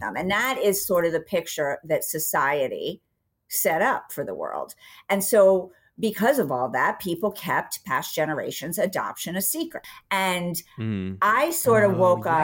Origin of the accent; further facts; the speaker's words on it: Philadelphia, Pennsylvania, United States; also born or lived in Villanova, Pennsylvania; I was from Philadelphia. We lived outside of Philadelphia um, in Villanova